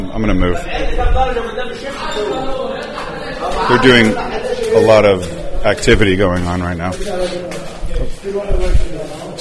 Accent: United States; you say America, or Amrika

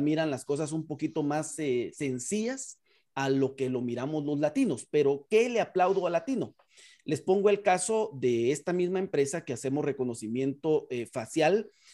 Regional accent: Guatemala; en Guatemala le hacemos de todo, pero es una de las ventajas del guatemalteco

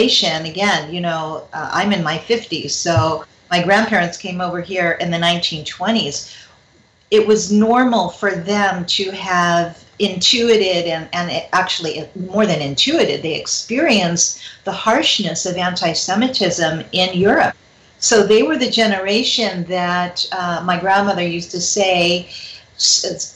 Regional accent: Los Angeles, California, United States; I grew up in the San Fernando Valley

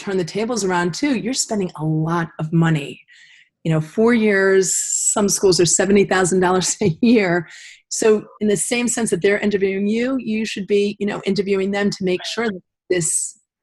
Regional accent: Connecticut, United States; I grew up in Connecticut

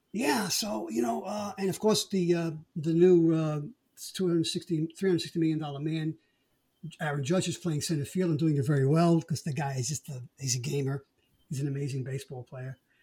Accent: New York City, New York, United States; Brooklyn, my hometown

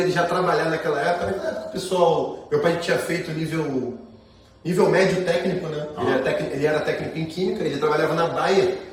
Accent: Nova Iguaçu, Rio de Janeiro, Brazil; Minha família morava em Belfor Roxo, eu nasci em Nova Iguaçu, mas até meus 13 anos, 14 ali, eu moro em Belo minha vida, cara, era bem normal, uma vida normal, Baixada Fluminense, muita dificuldade.

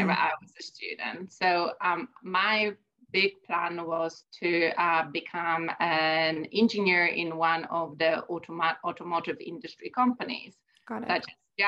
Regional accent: Poland; moved away as an adult; I'm originally from Poland. I started my education there

